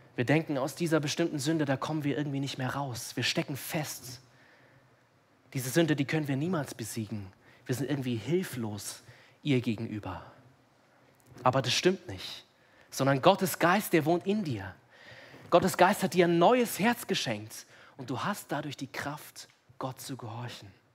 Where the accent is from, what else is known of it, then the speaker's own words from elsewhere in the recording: Munich, Bavaria, Germany; ich bin hier in München aufgewachsen